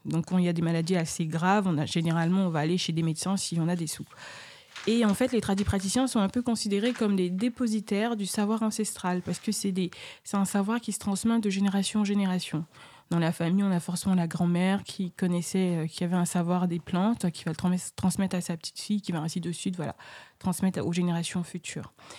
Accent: Côte d’Ivoire; moi je suis ivoirienne

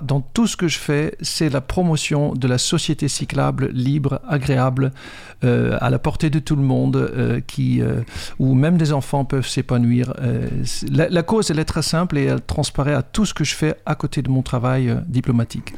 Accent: Netherlands; French is a second language; moved away as an adult; now in France; Je suis un Hollandais, j'ai été programmé là-bas et je viens avec une programmation, un logiciel hollandais dans la tête

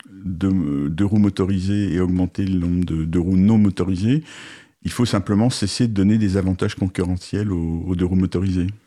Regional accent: Lyon, Auvergne-Rhône-Alpes, France; moved away as an adult; now in Paris region, France; Non, je suis lyonnais.

